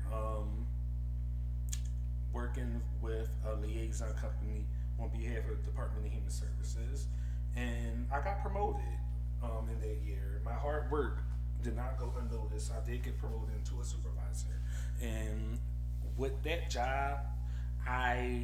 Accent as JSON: {"language": "English", "town": "Philadelphia", "region": "Pennsylvania", "country": "United States", "said": "I'm from Philadelphia"}